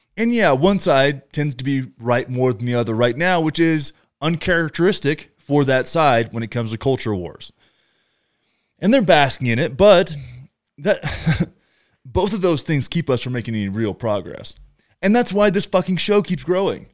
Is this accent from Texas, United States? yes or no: yes; Texas, United States; where I grew up, in Texas.